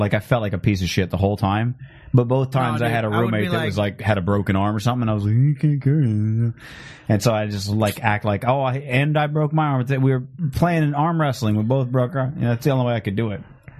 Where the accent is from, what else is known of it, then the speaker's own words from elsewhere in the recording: Scotland, United Kingdom; As a Scottish, I'd feel a little bad because I'd be like, oh, I really want to watch Braveheart today